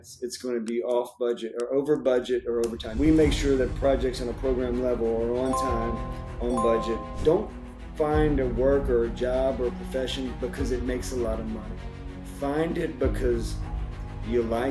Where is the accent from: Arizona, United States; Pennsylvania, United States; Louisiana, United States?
Louisiana, United States; Baton Rouge; moved away as an adult; also born or lived in Atlanta, Georgia; I was born and raised in Louisiana, Baton Rouge, Louisiana